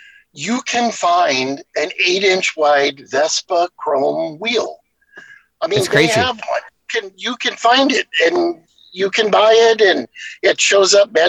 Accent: West Coast, United States; I grew up on the West Coast, though, so you know, when I was growing up, we called it farina.

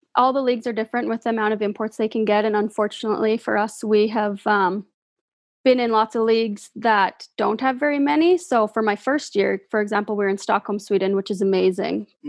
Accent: Moose Jaw, Saskatchewan, Canada; I'm from Moose Jaw

